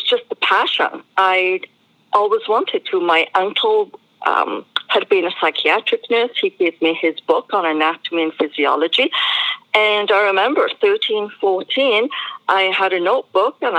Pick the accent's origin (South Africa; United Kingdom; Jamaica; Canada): United Kingdom; Wales; moved away; I was born in Wales in the United Kingdom.